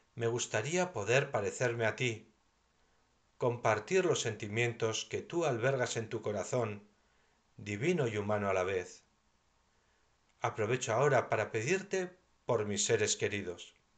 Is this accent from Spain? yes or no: yes; Navarre, Spain; mi tierra de Navarra